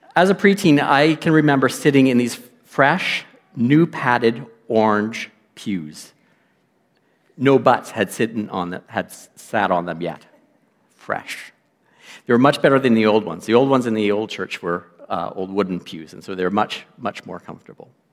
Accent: Lloydminster, Canada; I'm from Lloydminster, not born, but raised in Lloydminster for many, many years

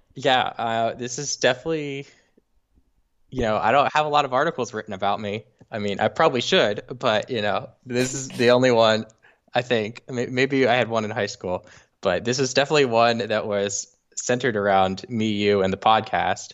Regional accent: Los Angeles, California, United States; also born or lived in Saint Louis; I'm from Los Angeles.

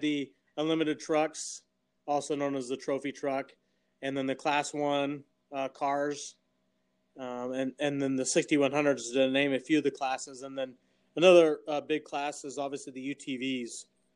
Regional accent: Caliente, Nevada, United States; moved away as an adult; also born or lived in Las Vegas, Nevada; I was born and raised in Caledonia, Nevada, and moved to the Las Vegas area in 2004 after graduating from Lincoln County High School in 2002.

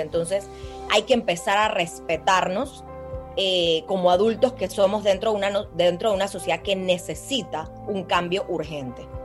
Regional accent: Panama; nosotros como panameños

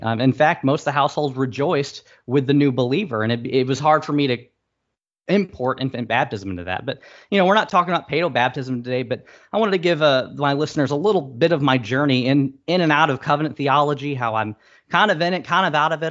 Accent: St. Louis, Missouri, United States; we're both from Saint Louis

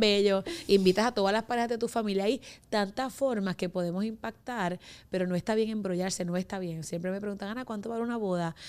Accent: Humacao, Puerto Rico; yo soy de la isla, que no sé de qué isla, porque de la isla somos todos, eh, yo soy de Humacao

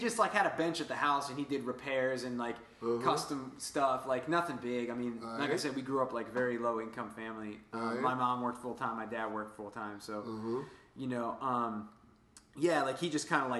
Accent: Woodbridge, Virginia, United States; And I was from Woodbridge, Virginia, Occoquan right. area.

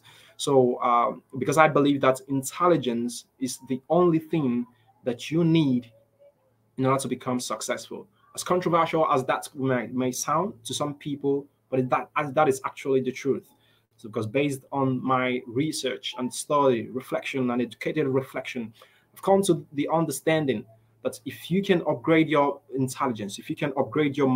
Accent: Nigeria; I grew up here in Nigeria, and growing up here in Nigeria

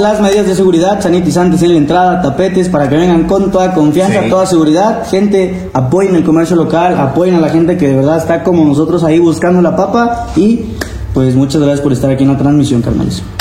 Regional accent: Chiapas, Mexico; moved away as an adult; now in Puebla, Mexico; de Chiapas, este, allá tenía mi grupo de norteño

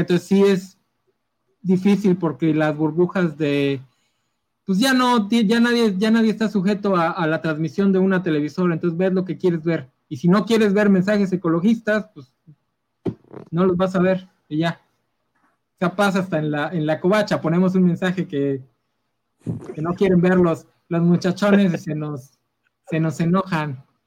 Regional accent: Mexico; aquí como mexicanos lo sabemos

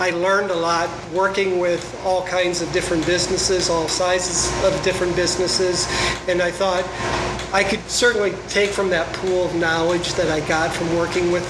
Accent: South Dakota, United States; moved away as an adult; now in Gilbert, United States; I'm born and raised in South Dakota

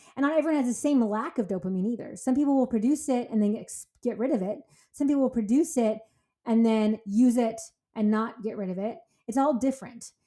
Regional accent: California, United States; I'm from California

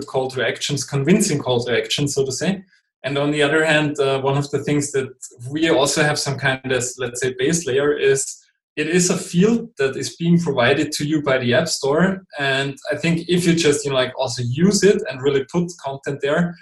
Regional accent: Austria; first language German; English is a second language; I'm not a native English speaker. I'm from Austria, so over here we're speaking German.

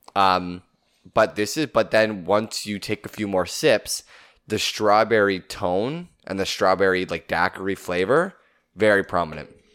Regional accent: Southern Ontario, Canada; we are from Southern Ontario, Canada

